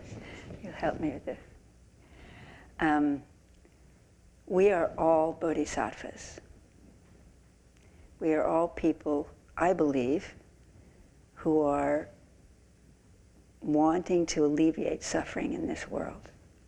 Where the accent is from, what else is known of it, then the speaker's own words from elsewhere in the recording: San Francisco, California, United States; I grew up in San Francisco Zen Center